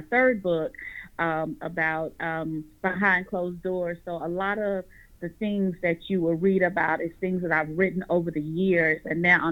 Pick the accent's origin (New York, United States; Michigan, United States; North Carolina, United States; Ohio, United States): North Carolina, United States; Raleigh-Durham area; I am from North Carolina, the Raleigh-Durham area.